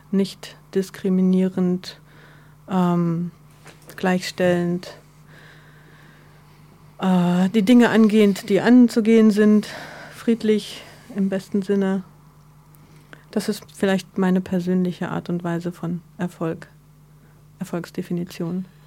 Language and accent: German; Berlin, Germany; Ähm, ich bin gebürtige Berlinerin, ähm, Mitte der 70er geboren.